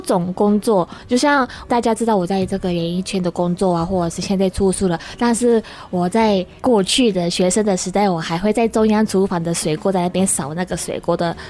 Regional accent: Ishigaki, Okinawa, Japan; Chinese is a second language; moved away as an adult; also born or lived in Tokyo, Japan; now in Taiwan; 那石垣岛的很乡下

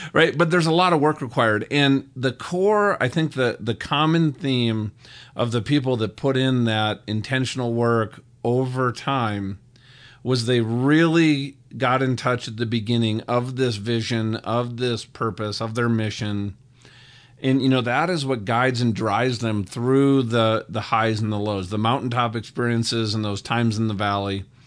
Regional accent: Minnesota, United States; I grew up in Minnesota

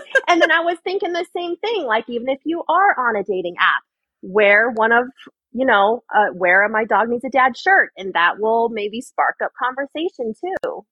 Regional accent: Arizona, United States; I'm from Arizona. I was born and raised here

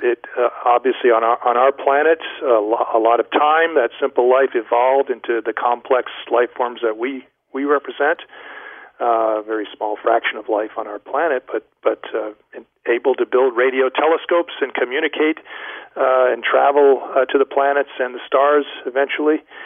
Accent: Rhode Island, United States; I grew up in uh, in the great state of Rhode Island, out in the what, what was the western sticks of the state

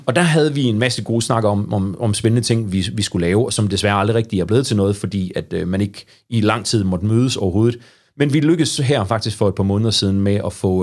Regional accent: Aarhus, Central Denmark Region, Denmark; moved away as an adult; now in Struer, Denmark; Jeg har faktisk aldrig opholdt mig mere end en måned uden for Ringgaden. Det passer ikke, ikke uden for Ringgaden, men uden for Aarhus Kommune

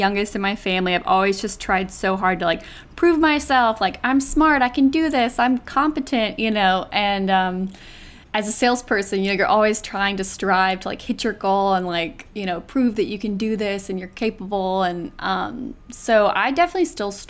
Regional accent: Fairhope, Alabama, United States; moved away as an adult; also born or lived in Auburn, Alabama; now in New York, United States; I'm from Fairhope, Alabama, born and raised in the South, went to Auburn, studied PR, and then moved to New York about 9 years ago

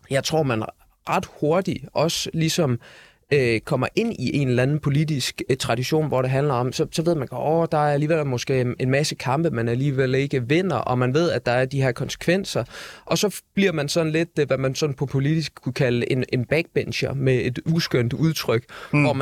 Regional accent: Aarhus, Central Denmark Region, Denmark; jeg er fra Aarhus, ikke?

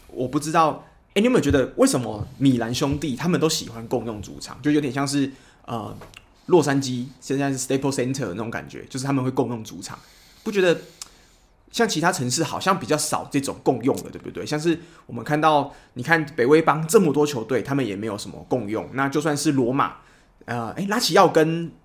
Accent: Taiwan; 我们，就是台湾人

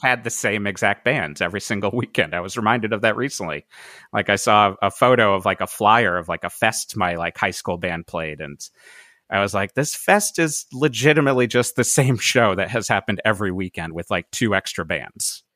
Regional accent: Cheshire, Connecticut, United States; moved away as an adult; also born or lived in Boston / New York / Brooklyn; now in Pasadena, United States; I lived in the same house in Cheshire, Connecticut, uh, whole life, um, until I graduated

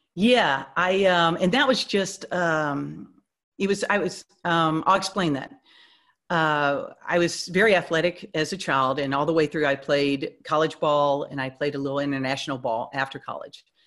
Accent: Houston, Texas, United States; moved away; I was born and raised in Houston, um, so that's where my my family they're they're all back there

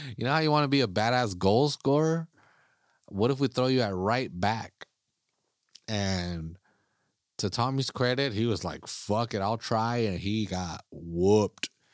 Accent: United States; I'm an American. I'm an American soccer fan

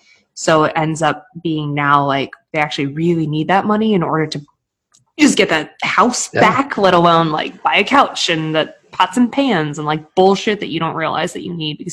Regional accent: Boston, Massachusetts, United States; also born or lived in Maine; I moved from Boston, where I think I got my cold heart of steel. we're just like asshole New Englanders in Boston.

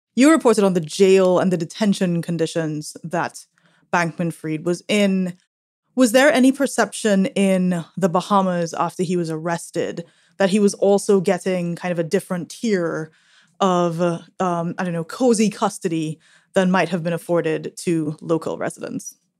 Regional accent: Trinidad & Tobago; I am from an island in the Caribbean, Trinidad

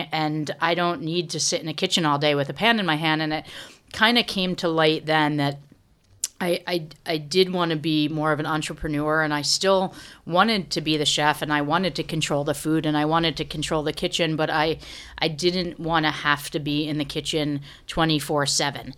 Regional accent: Connecticut, United States; also born or lived in Chicago; now in New York, United States; I grew up in Connecticut, so I have a lot of very old friends that live here

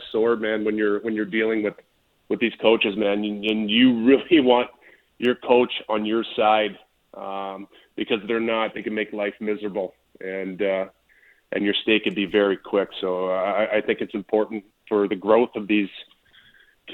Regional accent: Canada; now in United States; I'm still Canadian

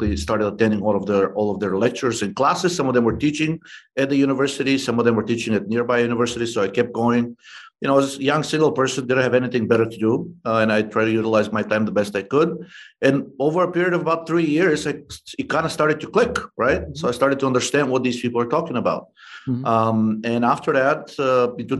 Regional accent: Bulgaria; moved away; I'm originally from Bulgaria

